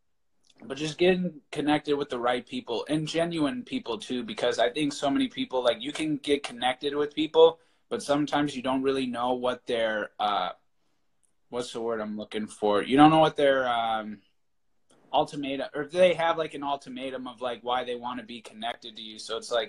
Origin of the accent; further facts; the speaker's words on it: Minnesota, United States; I grew up in Minnesota